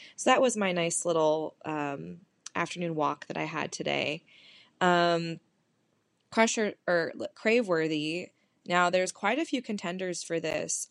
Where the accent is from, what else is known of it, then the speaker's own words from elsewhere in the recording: California, United States; moved away as an adult; now in Detroit area, United States; I'm from California